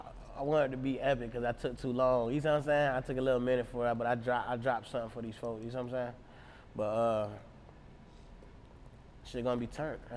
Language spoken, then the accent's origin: English; Portland, Oregon, United States; I'm from Rosemary in Portland, you see what I'm saying?